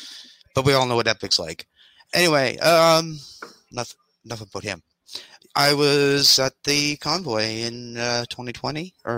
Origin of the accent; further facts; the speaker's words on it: Nova Scotia, Canada; moved away as an adult; now in Ontario, Canada; I'm now live in Ontario. I am originally from Nova Scotia